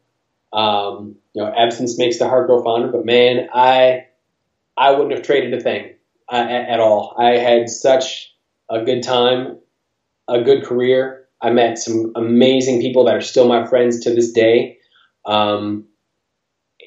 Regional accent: Park Forest, Illinois, United States; from Park Forest, Illinois

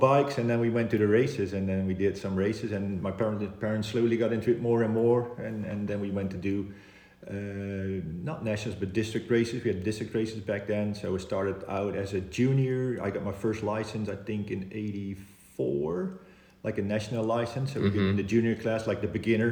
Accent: Oss, North Brabant, Netherlands; Oss, where my hometown is

